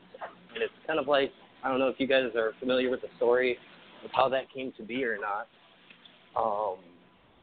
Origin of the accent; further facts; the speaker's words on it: Tallahassee, Florida, United States; I am from Tallahassee, Florida.